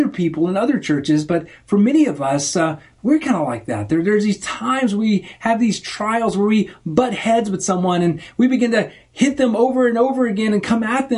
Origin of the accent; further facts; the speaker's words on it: Arkansas, United States; moved away; I came from Arkansas.